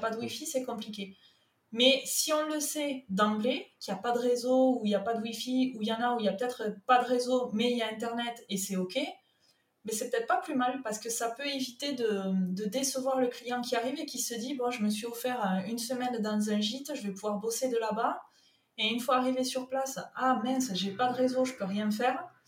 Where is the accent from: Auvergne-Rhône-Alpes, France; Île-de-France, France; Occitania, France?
Occitania, France; Toulouse; accent: southern; moved away as an adult; now in Sète, France; Mon accent me trahit, il est du sud. Non. Euh, moi je suis un produit local toulousain